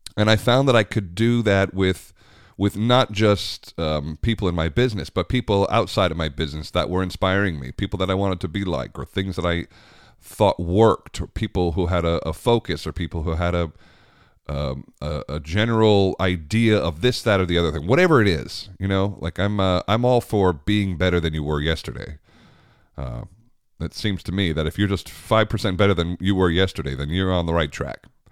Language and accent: English; United States; I'm very American